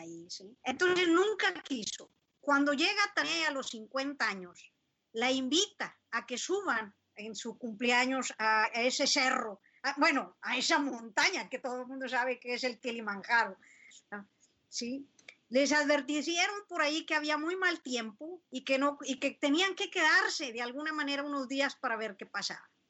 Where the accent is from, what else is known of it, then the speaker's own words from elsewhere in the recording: San Buenaventura, Coahuila, Mexico; moved away as an adult; also born or lived in United States; de haber dejado mi tierra querida. Esa la dejé desde los 18 años, San Buena